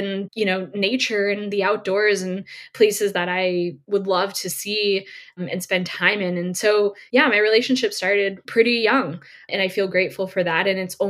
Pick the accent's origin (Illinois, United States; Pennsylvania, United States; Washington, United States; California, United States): California, United States; Sonoma County, Bay Area; moved away as an adult; now in Sacramento, United States; I grew up in the Bay Area, like you said, Bay Area native, born and raised, but I recently moved to Sacramento, California, so just a little way up the road.